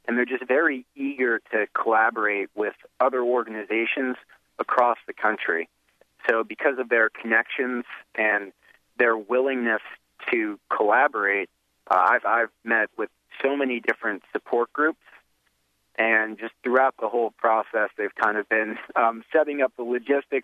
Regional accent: Morristown, New Jersey, United States; Morristown, New Jersey, your old town and my hometown.

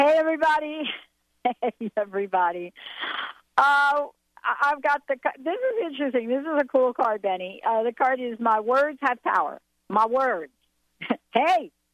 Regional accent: New Jersey, United States; now in Washington, United States; I'm from New Jersey.

